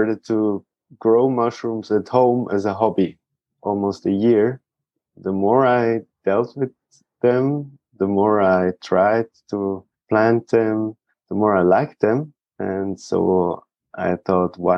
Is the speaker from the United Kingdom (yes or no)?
no; a small town close to Zurich, Switzerland; I've been grown up in Switzerland in a small town close to Zurich